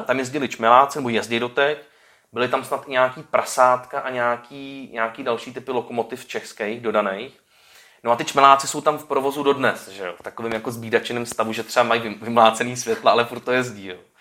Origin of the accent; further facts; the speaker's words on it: Czechia; my Češi